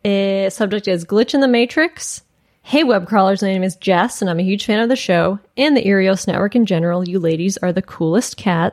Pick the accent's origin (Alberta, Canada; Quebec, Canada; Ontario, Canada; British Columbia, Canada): Alberta, Canada; an area in East Central Alberta, Canada, that is quite rural and usually very quiet and boring. My hometown is a tiny village, and I grew up on a farm outside of it.